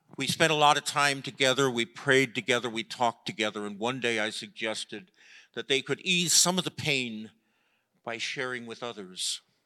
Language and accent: English; Chicago, Illinois, United States; I grew up in Chicago